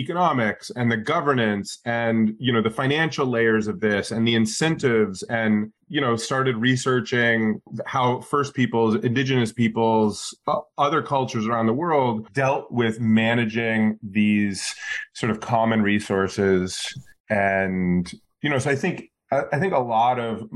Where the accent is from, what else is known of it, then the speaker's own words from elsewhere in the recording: Alaska, United States; I grew up in Alaska